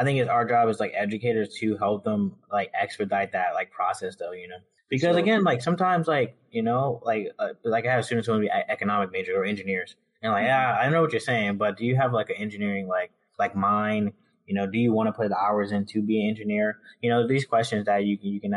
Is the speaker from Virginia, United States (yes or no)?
yes; Richmond, Virginia, United States; I'm from Richmond